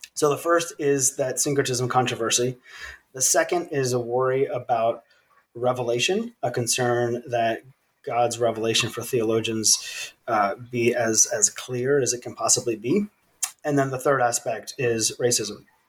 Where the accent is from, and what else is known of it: Virginia, United States; born or raised there; moved away as an adult; also born or lived in South Sudan